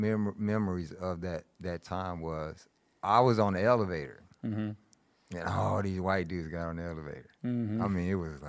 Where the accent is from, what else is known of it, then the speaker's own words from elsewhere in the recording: Greenville, United States; born there; I was born in Greenville. My family's from Greenville.